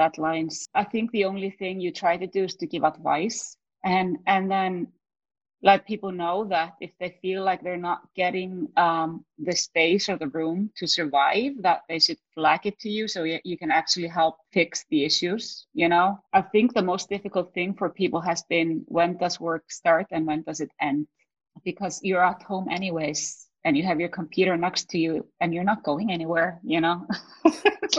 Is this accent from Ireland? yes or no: no; Iceland; also born or lived in New York, United States; now in Stockholm, Sweden; I was raised up in Iceland